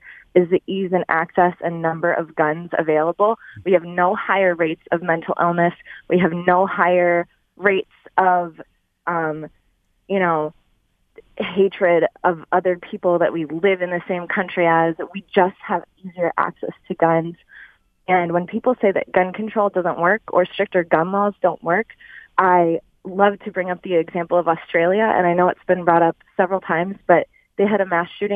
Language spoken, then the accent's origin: English; Columbus, Ohio, United States; moved away as an adult; now in Royal Oak, United States; I'm actually from Ohio. I grew up in Columbus and moved to Michigan a couple years ago